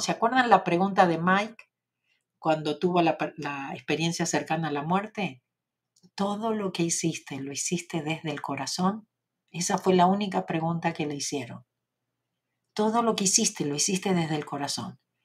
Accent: Argentina; accent: Argentine; con mi acento

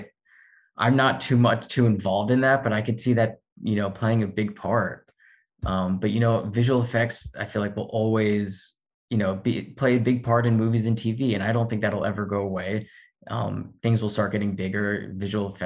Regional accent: Florida, United States; moved away as an adult; also born or lived in Indiana; now in Los Angeles, United States; I grew up in Florida.

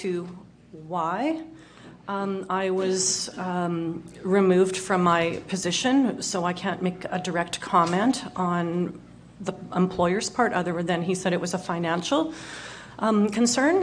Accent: Winnipeg, Manitoba, Canada; Born and raised in Winnipeg

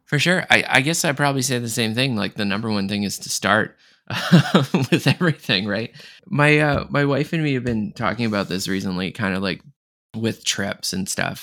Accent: Canada; I'm from Canada too

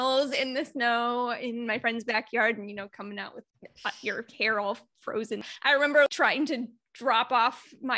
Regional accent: Indiana, United States; I grew up in Northern Indiana, not too far off from Lake Michigan.

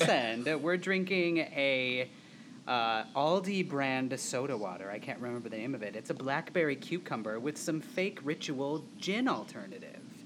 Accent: Wisconsin, United States; we're all from Wisconsin

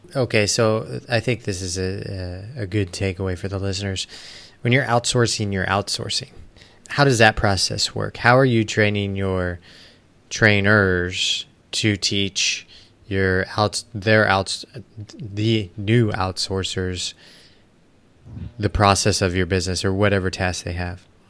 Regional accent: United States; moved away; also born or lived in Arizona / Costa Rica; I grew up actually outside of Kansas City and moved to Arizona

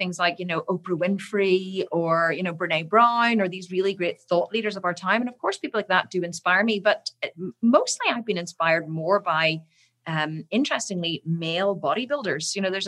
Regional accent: Islandmagee, Northern Ireland, United Kingdom; now in Belfast, United Kingdom; I grew up in a little, tiny little village called Island Magee, which is in the north of Ireland

